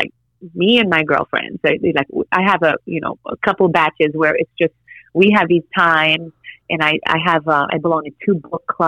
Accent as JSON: {"language": "English", "country": "Haiti", "tie": "born or raised there", "moved": "yes", "said": "I'm Haitian, you know, so I was born in Haiti and I'm like an island girl."}